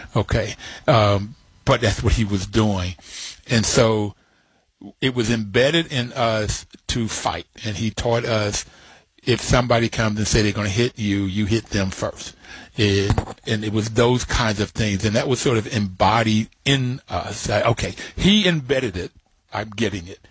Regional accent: Bluefield, West Virginia, United States; Growing up in Bluefield, West Virginia, with my grandfather having worked in the rail on the mines and my father on the railroad

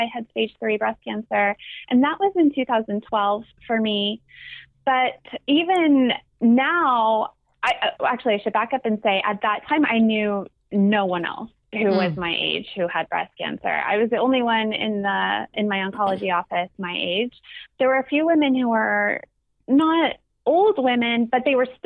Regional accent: near Santa Cruz, California, United States; now in Santa Cruz, United States; I grew up about only maybe 15 miles actually from Santa Cruz.

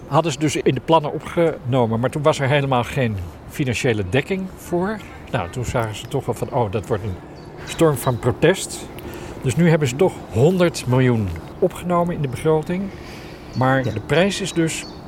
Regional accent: Amsterdam, North Holland, Netherlands; als Amsterdammers

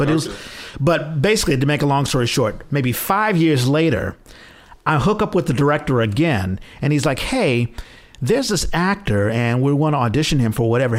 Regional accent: Washington, District of Columbia, United States; moved away as an adult; now in San Francisco Bay Area, United States; I'm originally from Washington, D.C., and I came here in 97.

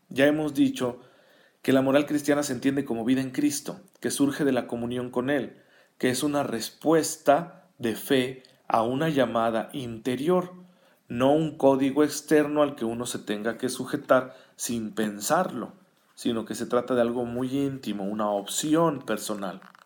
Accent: Saucillo, Chihuahua, Mexico; now in Chihuahua, Mexico; Saucillo, que es mi tierra natal

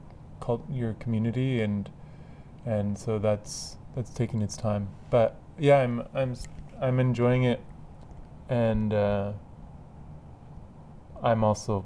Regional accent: Etobicoke, Ontario, Canada; born there; I wanted to live outside of the city my whole life, and I was born in Etobicoke

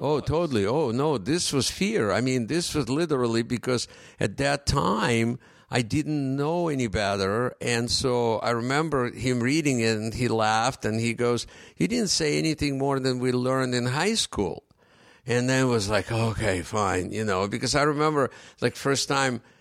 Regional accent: Ukraine; first language Russian; English is a second language; moved away as an adult; also born or lived in Russia; now in United States; when I came here, and I didn't speak English

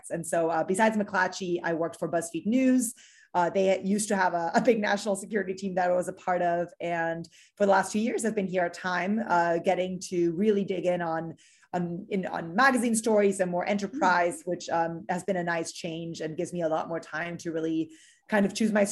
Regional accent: Miami, Florida, United States; also born or lived in Chile / Mexico City, Mexico / Germany; I'm originally uh, from Miami. Uh, I was born in South America in, in Chile, but uh, my parents from Uruguay, and I grew up all over the place in Mexico City and in Germany before moving to Miami.

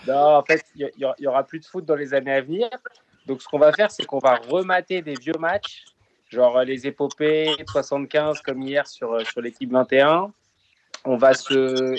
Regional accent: France; En tant que Français

